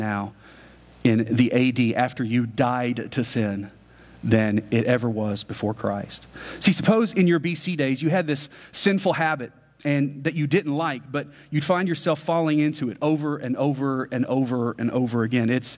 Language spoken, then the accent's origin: English; United States; as an American